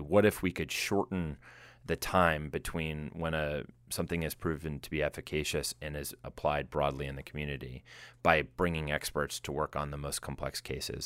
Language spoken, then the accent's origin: English; Boston, Massachusetts, United States; now in Silicon Valley, United States; I come from the Boston area, which has all the same level of smarts